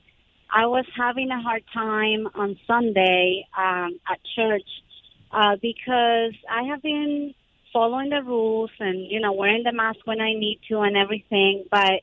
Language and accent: English; Venezuela; now in United States; I'm from Venezuela, but I became a citizen about 8 years ago.